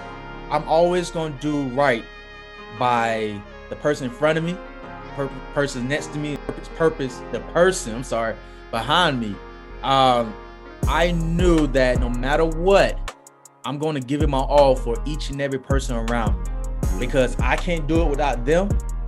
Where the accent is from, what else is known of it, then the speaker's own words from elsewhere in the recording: Raleigh, North Carolina, United States; I grew up in Raleigh, right on Kissimmee Street.